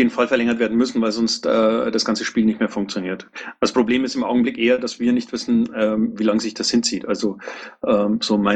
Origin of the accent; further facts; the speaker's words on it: Neumarkt, Bavaria, Germany; Ich komme aus Neumarkt, also der Stadt, in der mal ein Bundesparteitag war.